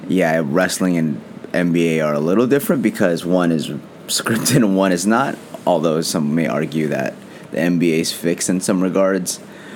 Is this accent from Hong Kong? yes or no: no; Philippines; being that I'm Filipino, and I loved it since I was a kid.